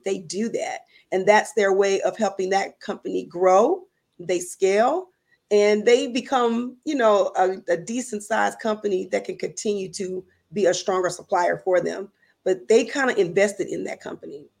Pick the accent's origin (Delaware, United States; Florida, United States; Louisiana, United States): Louisiana, United States; I am from Louisiana